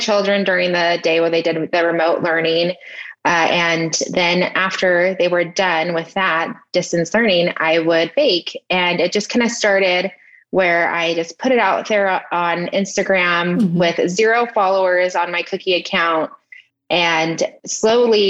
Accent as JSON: {"language": "English", "town": "Redlands", "region": "California", "country": "United States", "tie": "born or raised there", "said": "I'm from Redlands, California. And that's where I currently live right now. It's my hometown."}